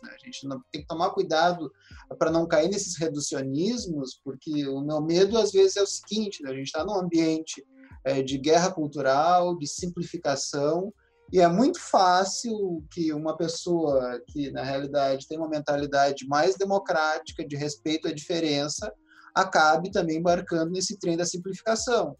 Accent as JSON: {"language": "Portuguese", "region": "Rio Grande do Sul", "country": "Brazil", "said": "eu que sou aqui do Rio Grande do Sul"}